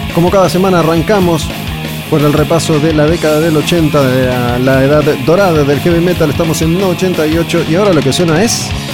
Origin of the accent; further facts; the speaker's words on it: Argentina; somos así los argentinos